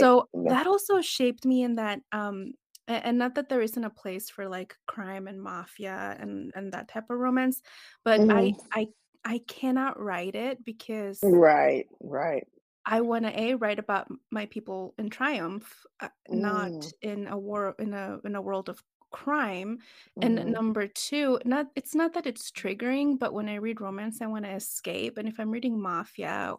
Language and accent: English; El Paso, Texas, United States; also born or lived in Ciudad Juárez, Mexico; I'm originally from the El Paso, Texas, Juarez, Mexico border, which is kind of it's a very, I hate to say alien place, but it's a very otherworldly place to grow up in. Because I literally grew up in both countries at the same time